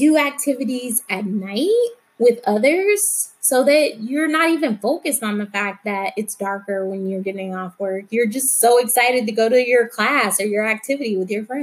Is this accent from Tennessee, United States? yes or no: no; Alabama, United States; a fair that used to come to my hometown in Alabama every fall.